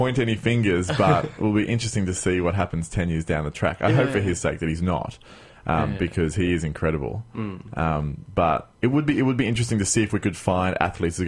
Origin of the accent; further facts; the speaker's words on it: Queensland, Australia; moved away; I'm coming from Queensland where mosquitoes are quite prevalent